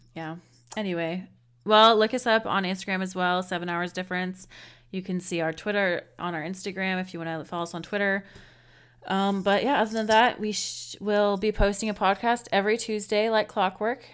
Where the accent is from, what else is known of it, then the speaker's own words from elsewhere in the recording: United States; we're woefully American, or, um, I should say U S A. We're woefully U S A-ins.